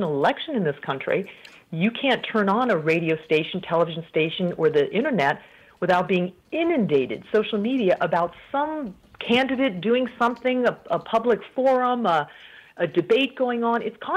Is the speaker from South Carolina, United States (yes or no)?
no; Colorado, United States; moved away as an adult; I'm a native of Colorado, but I moved overseas quite early. Actually, I had not yet finished college